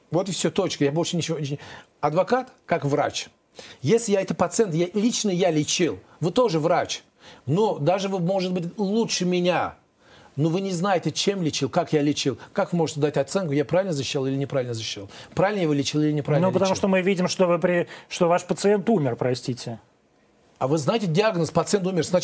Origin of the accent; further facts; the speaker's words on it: Azerbaijan; Я же гордо говорю везде, я азербайджанец, этот гордо говорю.